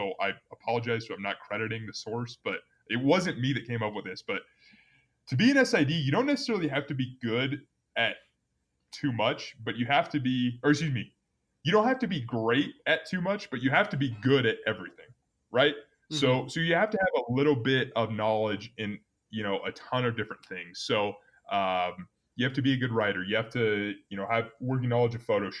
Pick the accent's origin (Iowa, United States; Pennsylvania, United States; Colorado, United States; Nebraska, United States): Nebraska, United States; Omaha; moved away as an adult; now in Wyoming, United States; I grew up in Nebraska